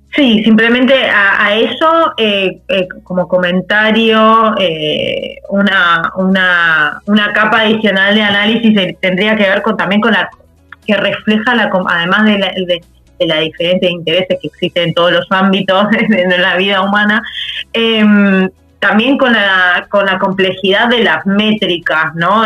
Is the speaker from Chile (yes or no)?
no; Argentina; como país, como Argentina